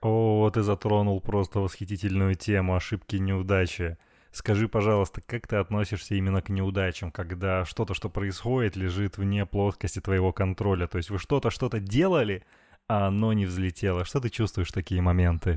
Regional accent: Chelyabinsk, Chelyabinsk Oblast, Russia; now in Moscow, Russia; мы с тобой оба парни из провинции. Я из Челябинска, ты из Перми, уральские москвичи

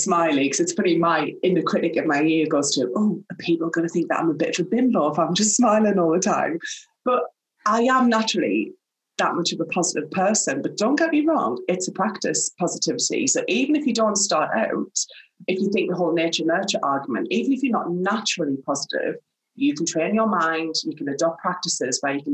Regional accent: Sunderland, North East England, United Kingdom; now in Oxfordshire, United Kingdom; I am from Sunderland. I am the oldest of three children, and I grew up in a working class background through and through

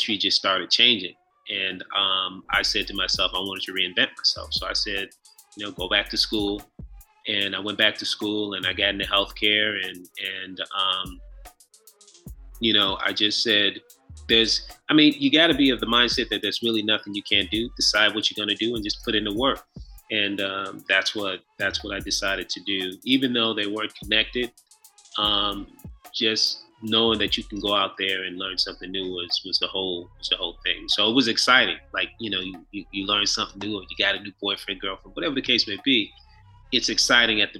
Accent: Chicago, Illinois, United States; also born or lived in Nigeria (ancestry); now in Atlanta, United States; I'm a Nigerian guy, both parents Nigerian, and grew up in Chicago, live in Atlanta now

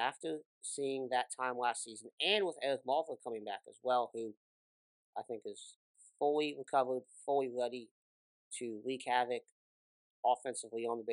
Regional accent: Kentucky, United States; I'm from Kentucky

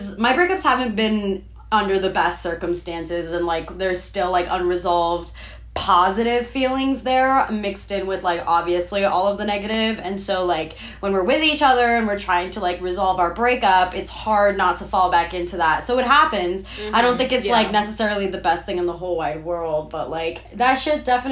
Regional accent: New York City, New York, United States; we're from New York City

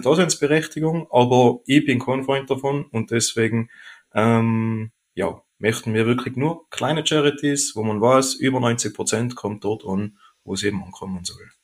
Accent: Oberland, Pitztal, Tyrol, Austria; now in Vöcklabruck, Austria; Ursprünglich komme ich aber aus Tirol, aus dem Obland, aus dem Pitztal genau gesagt

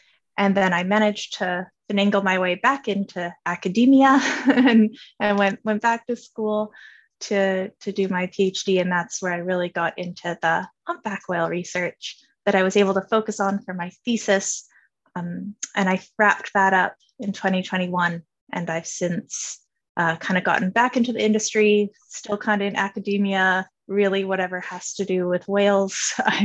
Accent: Vancouver Island, British Columbia, Canada; moved away as an adult; also born or lived in East Coast of Canada; now in Nova Scotia, Canada; I am from Vancouver Island, BC. That's where I grew up.

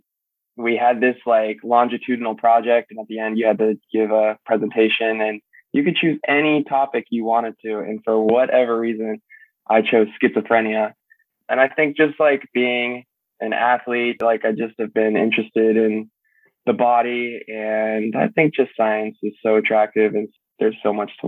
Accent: Hillsborough, California, United States; moved away as an adult; also born or lived in Belmont / Phoenix; I'm from San Mateo County, grew up in like a suburban area in Belmont

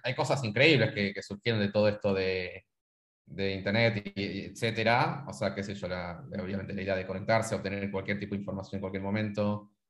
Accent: San Miguel de Tucumán, Tucumán, Argentina; moved away as an adult; now in Buenos Aires, Argentina; Yo en caso soy de Argentina, eh, de Tucumán. Este, nacido en Tucumán, qué sé yo, estoy viviendo en Buenos Aires hace 10 años

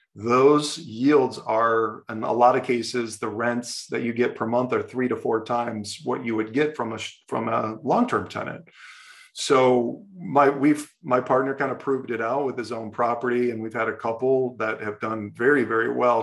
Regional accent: Ohio, United States; I grew up in Ohio

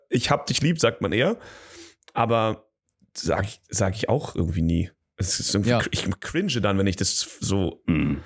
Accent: Germany; als Deutscher im Ausland

